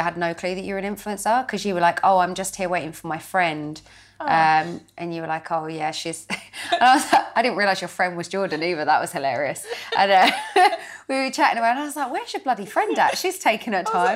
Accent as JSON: {"language": "English", "town": "Crawley", "region": "South East England", "country": "United Kingdom", "tie": "born or raised there", "said": "I grew up in Crawley in West Sussex"}